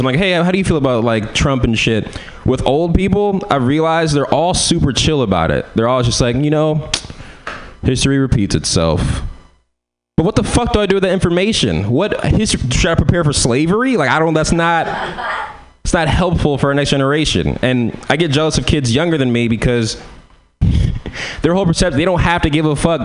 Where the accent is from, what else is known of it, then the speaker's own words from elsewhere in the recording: San Francisco, California, United States; I'm from San Francisco